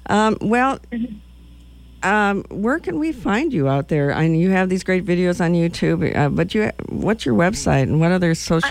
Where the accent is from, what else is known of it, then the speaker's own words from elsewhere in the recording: Madison, Wisconsin, United States; now in Lincoln, United States; my hometown, Madison, Wisconsin